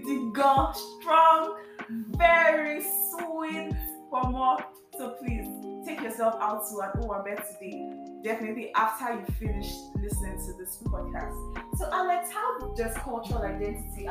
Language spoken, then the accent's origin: English; Lagos, Nigeria; I live in Lagos, I grew up in Lagos.